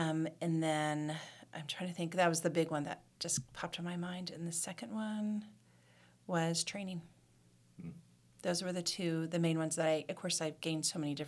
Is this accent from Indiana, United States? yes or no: no; Ohio, United States; moved away; I'm from Ohio.